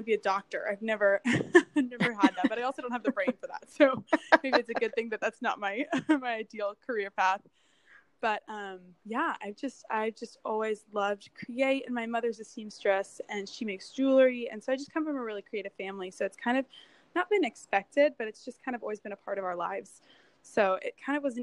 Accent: San Diego, California, United States; now in Spartanburg, United States; I grew up in San Diego, in California

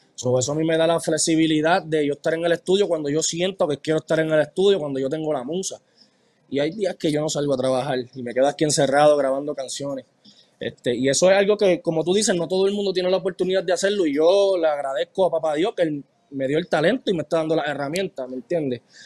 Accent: Mayagüez, Puerto Rico; now in United States; Yo soy de Mayagüez y yo soy de los que va a las fiestas patronales

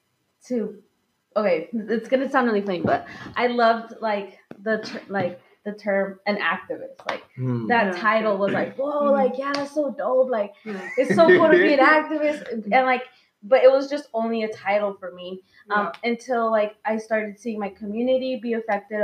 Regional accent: Kansas City, United States; I'm from Kansas City, and I'm, like, proud of my hometown

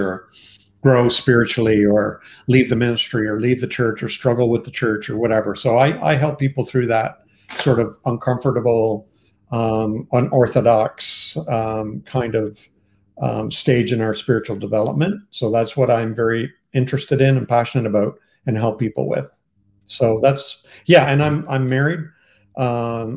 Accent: Canada; I am Canadian

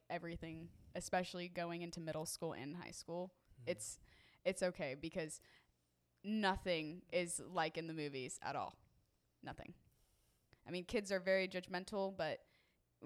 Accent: Texas, United States; I was born in Texas

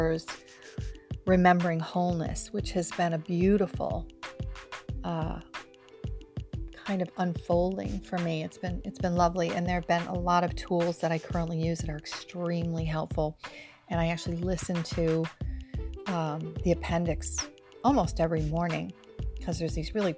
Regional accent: Rochester, New York, United States; now in near New York City, United States; I'm originally from Rochester, New York, which is part of the Snow Belt

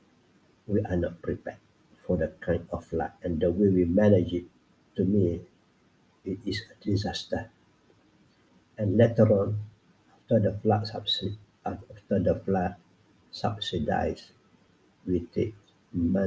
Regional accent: Kelantan, Malaysia; moved away; I came from Kelantan

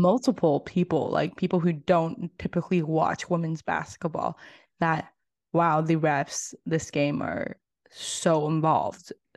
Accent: Tennessee, United States; coming from living, growing up in Tennessee

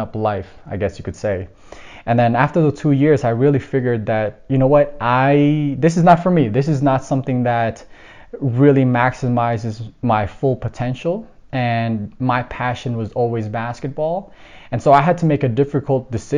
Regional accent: Toronto, Ontario, Canada; born or raised there; also born or lived in Philippines

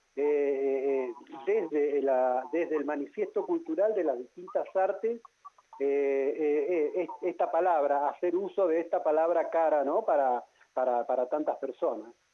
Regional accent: Neuquén, Argentina; Yo soy neuquino, nacido en Neuquén

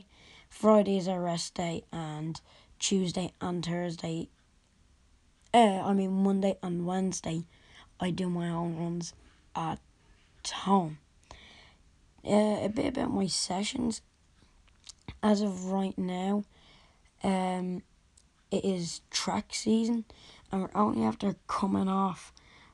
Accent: Dublin, Leinster, Ireland; I'm from Dublin, Ireland

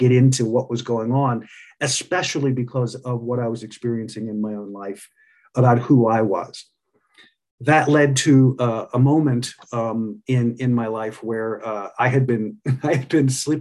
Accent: Pennsylvania, United States; I grew up in Pennsylvania

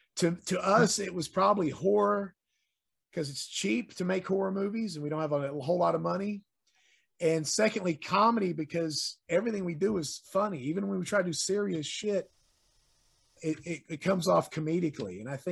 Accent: East Coast, United States; now in Tennessee, United States; I'm from the East Coast.

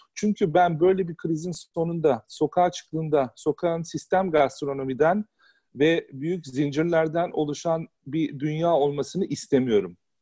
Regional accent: Istanbul, Turkey; now in Hamburg, Germany; ben İstanbul'da büyüdüm.

